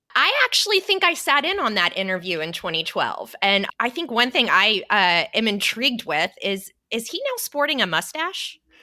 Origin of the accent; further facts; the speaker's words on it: Fort Worth, Texas, United States; my hometown of Fort Worth, Texas